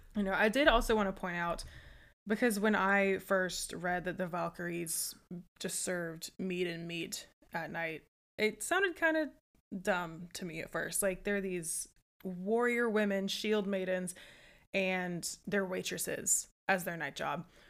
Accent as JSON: {"language": "English", "country": "United States", "said": "I'm American"}